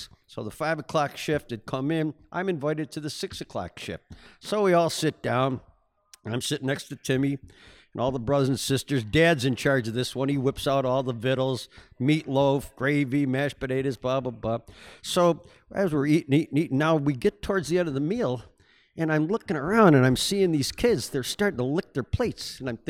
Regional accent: Buffalo, New York, United States; Well, I was raised over in St. Teresa's Parish and as an only child, which was really unusual in South Buffalo.

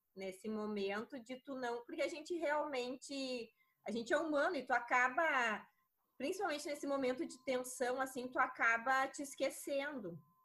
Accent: Crissiumal, Rio Grande do Sul, Brazil; Sou do interior do Rio Grande do Sul, da cidade de Criciúmal

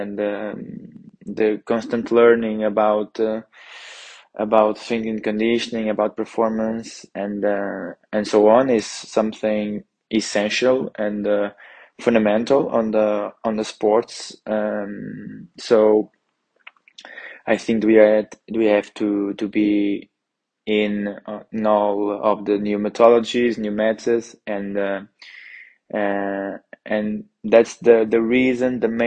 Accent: Porto, Norte, Portugal; moved away as an adult; now in Trento, Italy; I'm coming from Porto, Portugal

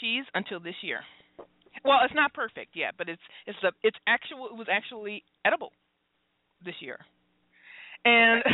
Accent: Detroit, Michigan, United States; I'm from Detroit

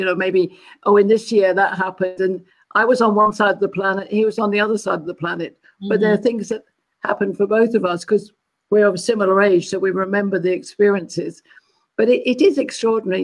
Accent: London, United Kingdom; moved away as an adult; also born or lived in Malaysia; now in California, United States; I'm a Londoner.

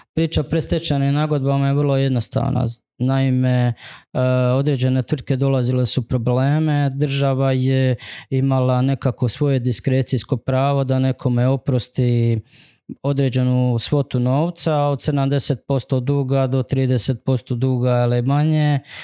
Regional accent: Župa Dubrovačka, Dubrovnik-Neretva County, Croatia; zapravo iz Župe Dubrovačke, da, ali to je zapravo Dubrovnik

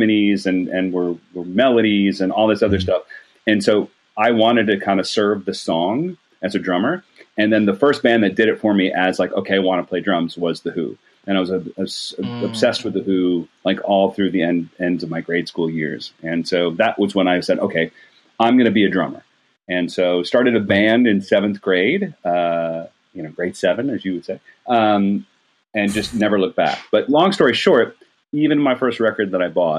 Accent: Rochester, New York, United States; moved away as an adult; also born or lived in Athens, Georgia / Atlanta, Georgia; I grew up in Rochester, New York. I still consider that my hometown

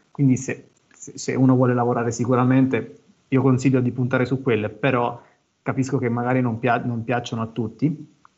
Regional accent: Abruzzo, Italy; vicino a casa mia, che sono abruzzese, a Ortona

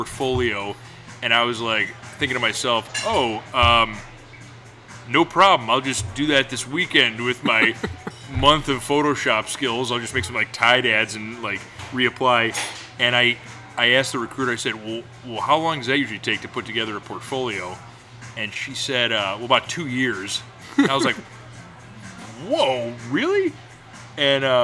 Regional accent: Rochester, New York, United States; I grew up in Rochester, New York, and went to college in upstate New York as well

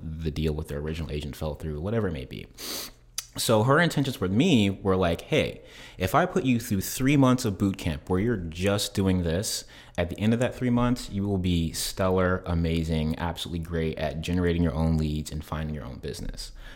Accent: South Carolina, United States; moved away as an adult; now in Tampa, United States; I am originally from South Carolina

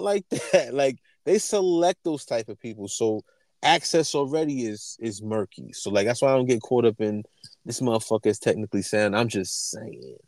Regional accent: New York, United States; we grew up in New York, around New York

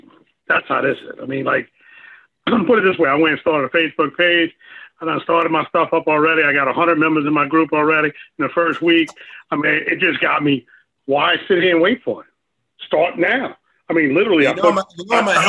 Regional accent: New Orleans, Louisiana, United States; now in Pineville, United States; I'm from New Orleans, man. So much culture in New Orleans. Now I live in Pineville, Louisiana

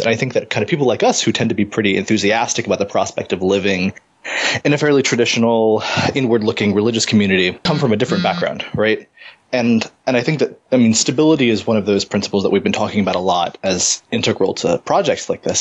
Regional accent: Howard County, Maryland, United States; I was raised Unitarian in Howard County, Maryland

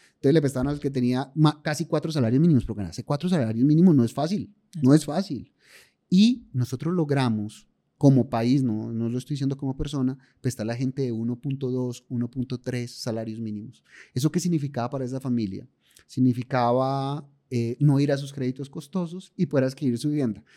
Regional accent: Paisa, Antioquia, Colombia; yo por lo menos que soy paisa

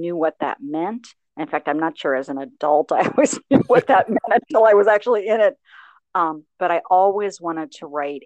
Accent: Licking County, rural Ohio, United States; I grew up in rural Ohio in Licking County, which is a kind of farming community.

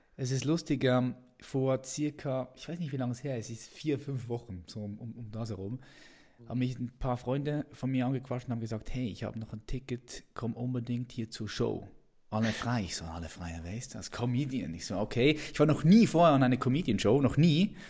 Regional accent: Switzerland; accent: Swiss; wir sind beide Schweizer. Nur okay. du kannst viel besser Hochdeutsch sprechen als ich. Bei mir hört man das ja noch ständig.

